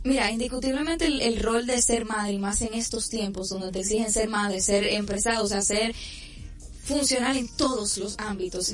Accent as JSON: {"language": "Spanish", "town": "Santiago de los Caballeros", "region": "Santiago", "country": "Dominican Republic", "said": "por Santiago, por mi provincia, mi ciudad corazón"}